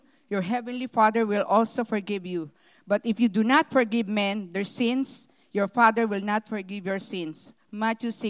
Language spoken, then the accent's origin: English; Philippines; moved away; I was born in the Philippines, the eldest daughter in a family with 12 children